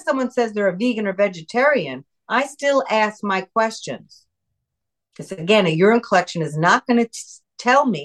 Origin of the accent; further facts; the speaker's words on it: New York, United States; moved away; I'm originally New Yorker myself